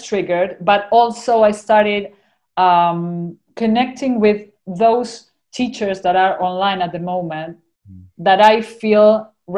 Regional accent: Argentina; accent: Argentinian; my Argentinian accent

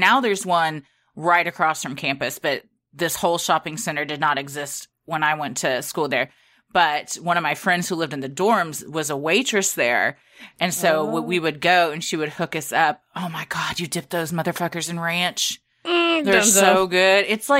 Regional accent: the South, United States; But we're from the South, but we don't have as much of like a drawl as a Georgia does

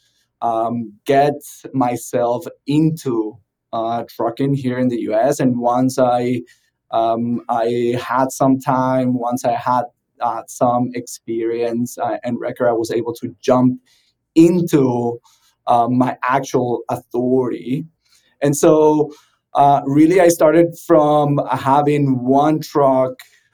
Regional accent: Venezuela; moved away as an adult; also born or lived in South Florida; now in Miami, United States; I'm originally from Venezuela, started my first trucking company there

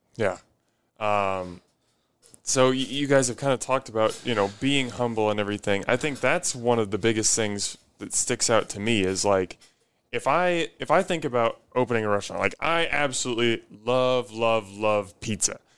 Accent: Omaha, Nebraska, United States; I grew up in Omaha

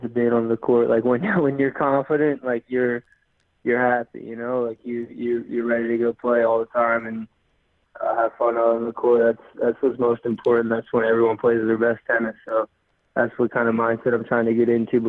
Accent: North Carolina, United States; also born or lived in New Jersey; I grew up, well, I was born in New Jersey, moved to North Carolina when I was like 6 months old, and lived there pretty much my whole childhood. I would say I'm a North Carolina guy, like being a Southern boy

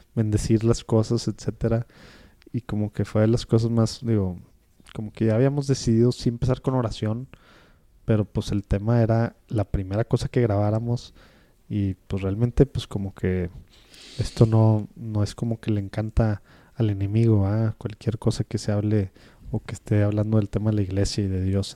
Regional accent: Mexico; como mexicanos

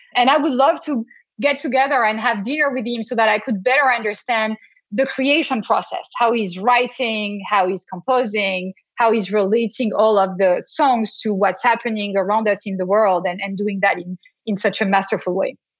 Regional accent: France; accent: French; now in Boston, United States; as you can hear to my accent, even though I'm talking to you from Boston today, I am not a pure Bostonian. I am a French American Bostonian

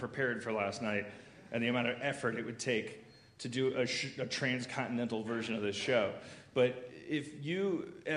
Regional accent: Milwaukee, Wisconsin, United States; moved away; Milwaukee, my hometown

